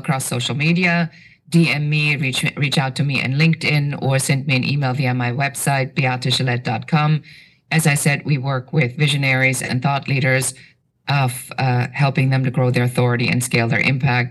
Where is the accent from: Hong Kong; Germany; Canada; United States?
Germany; moved away; I have an accent. So I'm originally from Germany